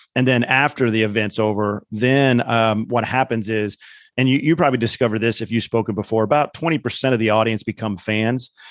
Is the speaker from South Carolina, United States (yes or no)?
no; Indiana, United States; I grew up in Indiana